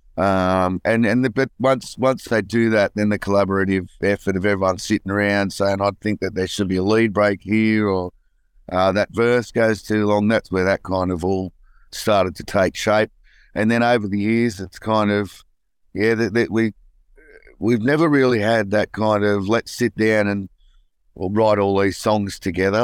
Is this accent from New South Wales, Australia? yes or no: yes; Newcastle, New South Wales, Australia; growing up in Newcastle, it was all about, uh, footy and surfing for me.